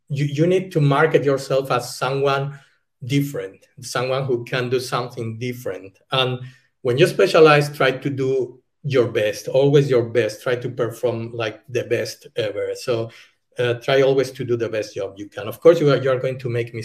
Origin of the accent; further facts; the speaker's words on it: Spain; English is a second language; moved away as an adult; now in Germany; I'm from Spain. I'm living in Germany.